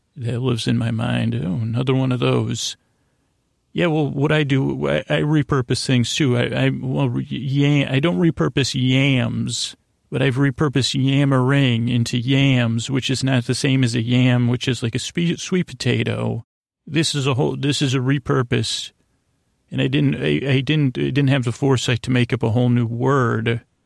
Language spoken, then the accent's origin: English; Syracuse, New York, United States; I'm from Syracuse